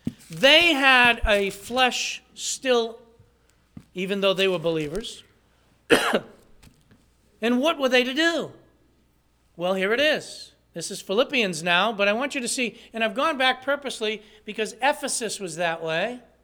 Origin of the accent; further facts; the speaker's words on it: Massachusetts, United States; somebody said, where are you from? I said, from Massachusetts.